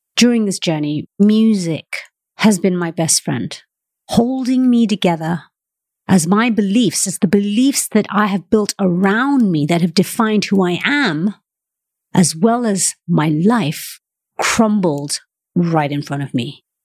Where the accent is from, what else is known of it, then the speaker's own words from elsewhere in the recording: Malaysia; moved away; also born or lived in United Kingdom; I'm Malaysian-born, and I've spent half my life living in the United Kingdom.